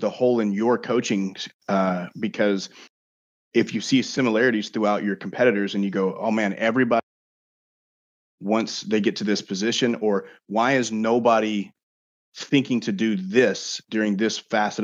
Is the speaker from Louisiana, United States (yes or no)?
yes; Bossier City, Louisiana, United States; Barksdale Air Force Base, which is in my hometown in Bossier.